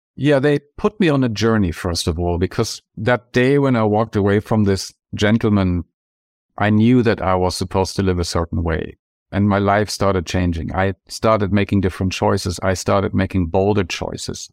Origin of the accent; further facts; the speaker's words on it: Germany; moved away as an adult; now in Santa Barbara, United States; my home country, packed two bags and moved to Santa Barbara, California, where I'm living now